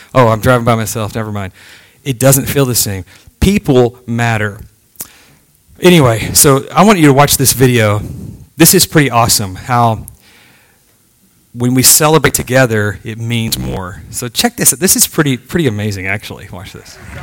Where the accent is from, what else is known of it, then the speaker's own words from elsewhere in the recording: Texas, United States; moved away as an adult; now in Virginia, United States; I'm from Texas